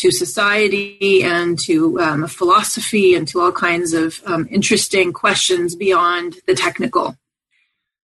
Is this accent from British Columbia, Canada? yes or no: no; Montreal, Quebec, Canada; I grew up in Montreal, Canada